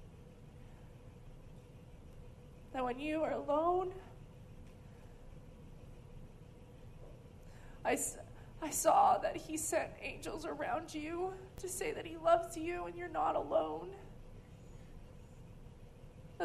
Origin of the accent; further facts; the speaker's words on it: California, United States; also born or lived in Oklahoma; now in Redding, United States; I grew up in California, and I moved to Oklahoma, but Oklahoma's home. My family's from here.